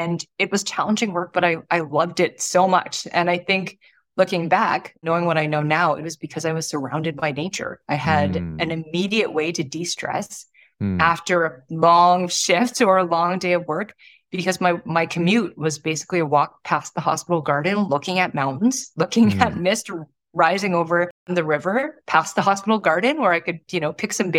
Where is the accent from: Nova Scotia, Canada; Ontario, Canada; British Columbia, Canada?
Ontario, Canada; Toronto; when I was young, I grew up in Toronto, in a suburb of Toronto